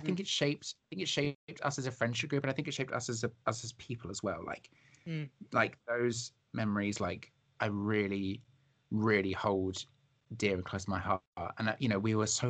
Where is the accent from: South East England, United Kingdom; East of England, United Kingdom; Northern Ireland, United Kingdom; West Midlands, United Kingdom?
South East England, United Kingdom; Isle of Wight; growing up on the Isle of Wight